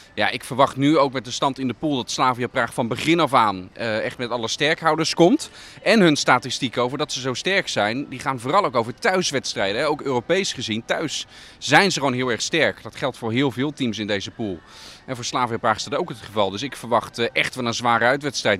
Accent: Netherlands; ben ik toch een Hollander

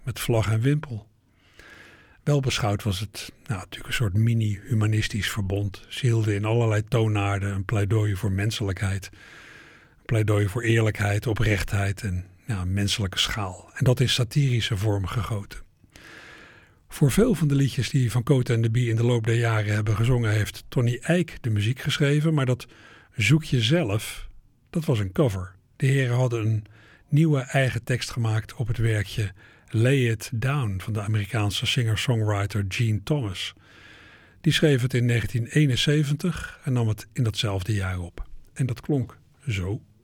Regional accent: Netherlands

